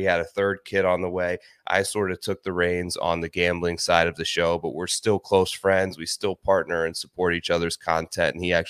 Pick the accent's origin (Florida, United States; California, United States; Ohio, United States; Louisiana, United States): Ohio, United States; Yeah, sure. So I'm originally from Ohio, actually.